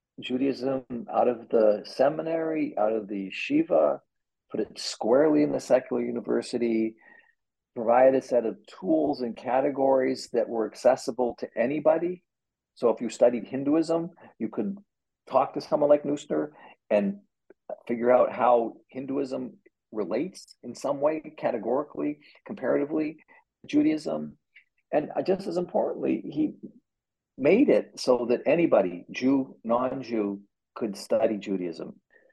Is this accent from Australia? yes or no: no; Canada; now in United States; And I think as a Canadian expat in America, I think I've also, I move to Americans talk about their history so much, I think I've become increasingly interested in Canadian history.